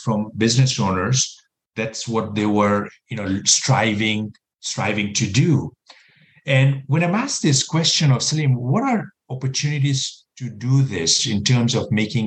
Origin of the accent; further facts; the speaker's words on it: Kenya; moved away as an adult; also born or lived in Texas / New York City; now in United States; I was born and raised in Kenya, East Africa